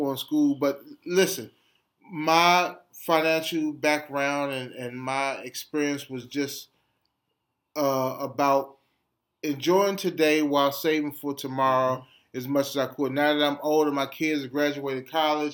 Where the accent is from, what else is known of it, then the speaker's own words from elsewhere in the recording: Washington, District of Columbia, United States; we grew up in the Adams Morgan community